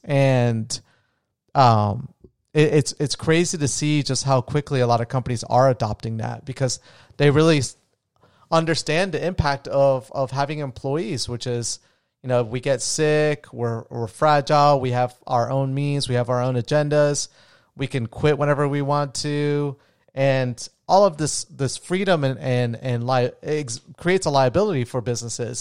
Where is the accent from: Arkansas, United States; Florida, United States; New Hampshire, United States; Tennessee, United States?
Florida, United States; also born or lived in Colombia; I was raised in Florida